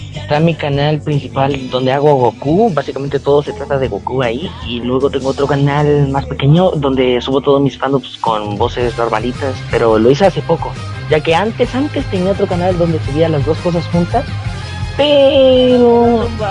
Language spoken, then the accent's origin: Spanish; Chile; yo soy chileno